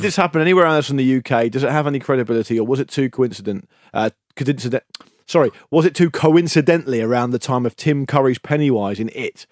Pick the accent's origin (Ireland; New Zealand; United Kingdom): United Kingdom; we're British